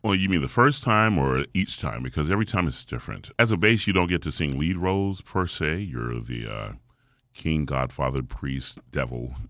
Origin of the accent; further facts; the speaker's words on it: Atlanta, Georgia, United States; the gospel genre, which I grew up in here in Atlanta